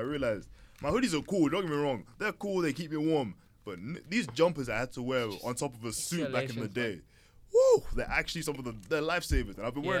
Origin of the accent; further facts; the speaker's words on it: United Kingdom; We're British. Do we celebrate those things?